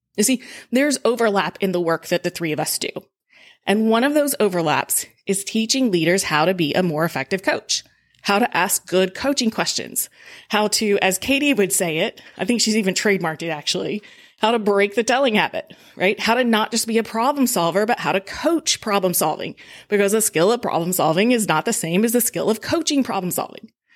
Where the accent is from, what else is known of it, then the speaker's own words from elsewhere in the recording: Georgia, United States; moved away as an adult; also born or lived in Colorado; now in Evansville, United States; I grew up in Georgia, so I've lived it before, but I also left Georgia like seventeen years ago